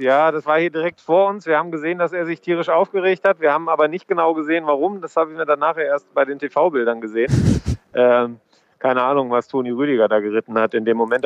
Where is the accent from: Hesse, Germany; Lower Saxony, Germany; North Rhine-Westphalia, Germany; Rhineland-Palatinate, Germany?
North Rhine-Westphalia, Germany; Ruhr area; Ich komme ja auch aus dem Ruhrgebiet